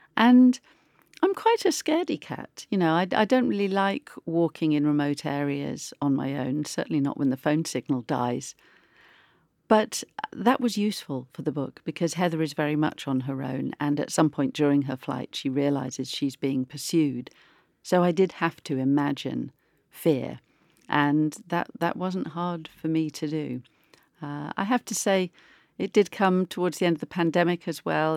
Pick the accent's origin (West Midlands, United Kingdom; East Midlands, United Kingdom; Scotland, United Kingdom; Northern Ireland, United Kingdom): East Midlands, United Kingdom; Oakham; also born or lived in Melton Mowbray; I grew up in Oakham